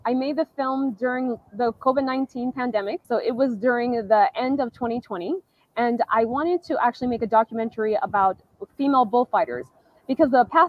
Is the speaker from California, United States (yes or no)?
yes; Southern California, United States; so I was born and raised in California. So when you are born and raised, or at least for me, I was raised in Southern California around the majority of Mexicans.